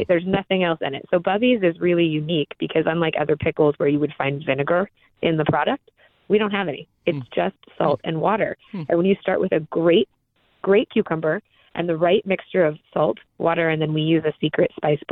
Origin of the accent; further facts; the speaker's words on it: Seattle, Washington, United States; I grew up in Seattle, Washington